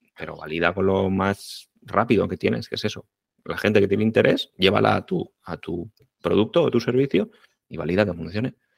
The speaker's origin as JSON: {"language": "Spanish", "town": "Crevillent", "region": "Valencian Community", "country": "Spain", "said": "somos de Crevillén, somos de la ciudad de la alfombra, lo llevamos en el ADN"}